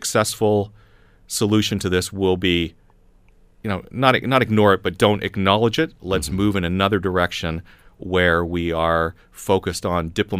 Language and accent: English; Canada; as a Canadian, once you leave sovereign Canadian land, you really are under the jurisdiction of whatever country you go to.